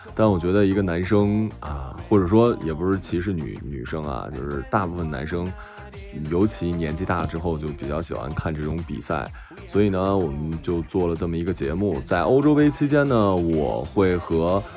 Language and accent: Chinese; Jilin, China; moved away; also born or lived in Shanghai; 我，我作为一个吉林人